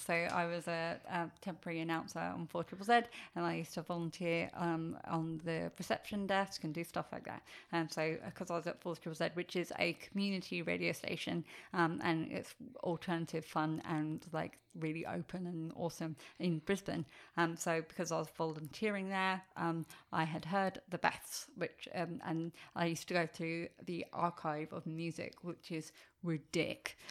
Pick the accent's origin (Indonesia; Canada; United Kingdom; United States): United Kingdom; England; I'm English